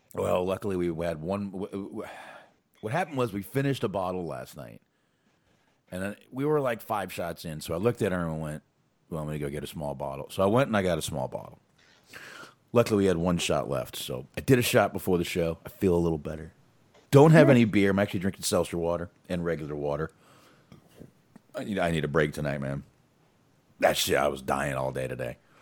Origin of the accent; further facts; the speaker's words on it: Boston, Massachusetts, United States; moved away; I was born in Boston